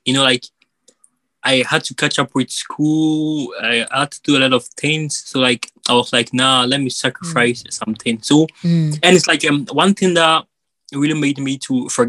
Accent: Ghana; moved away; we are gonna move from Ghana and come to Abroad

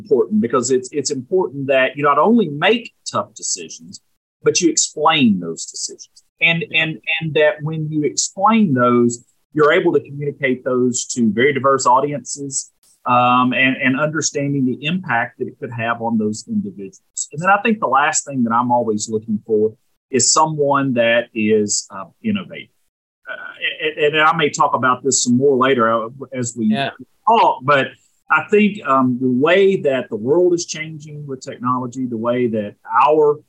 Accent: Jonesboro, Arkansas, United States; also born or lived in St. Louis, Missouri; Jonesboro being my hometown

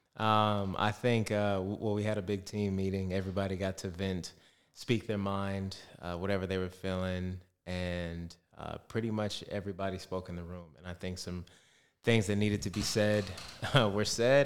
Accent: Arizona, United States; moved away as an adult; now in Perth, Australia; I'm still from Arizona

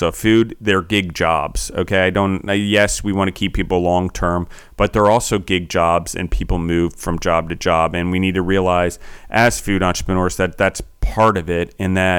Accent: Maryland, United States; accent: Maryland; also born or lived in Pennsylvania; I was born in Pennsylvania, moved when I was four to Maryland. So I have like this weird Maryland A, and then I bounced all over the world and picked up weird other parts of accents.

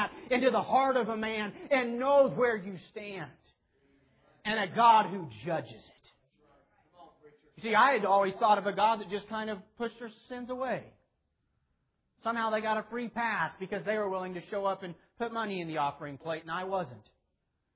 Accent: Clearwater, Kansas, United States; my whole life I was raised up in Clearwater, Kansas

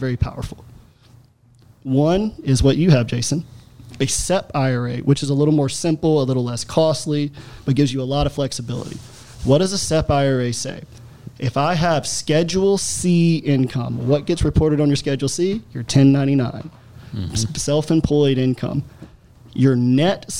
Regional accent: Alabama, United States; I'm from Alabama, my family's from Louisiana, they're all farmers

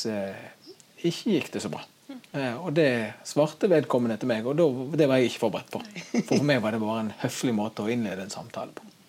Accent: Norway; som nordmann

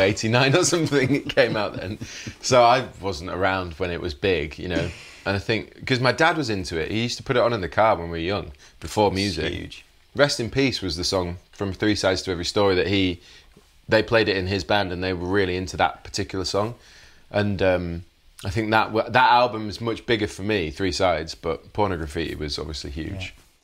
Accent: Leeds, Yorkshire and the Humber, United Kingdom; grew up in Leeds in West Yorkshire

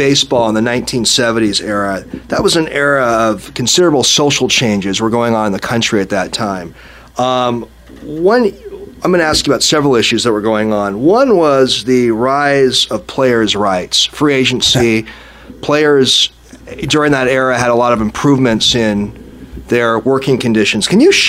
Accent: Seattle, Washington, United States; as a young kid growing up in Northeast Seattle

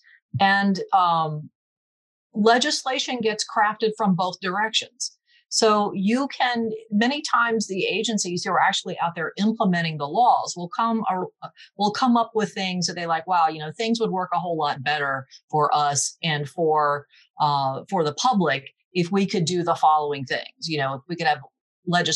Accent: Seaford, Delaware, United States; also born or lived in Newark, Delaware area; I'm originally from Seaford, grew up downstate and went to the University of Delaware

